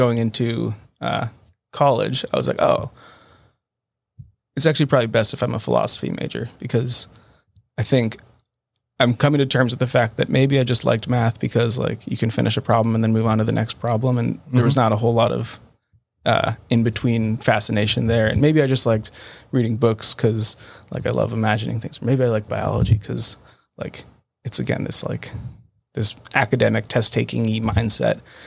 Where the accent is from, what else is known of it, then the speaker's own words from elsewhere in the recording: Tucson, Arizona, United States; moved away as an adult; now in Boston, United States; I born and raised in Tucson, Arizona